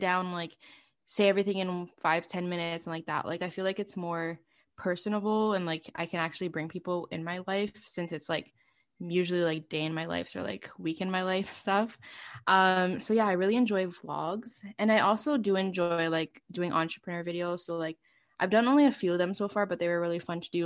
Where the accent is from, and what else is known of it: Montreal, Quebec, Canada; born or raised there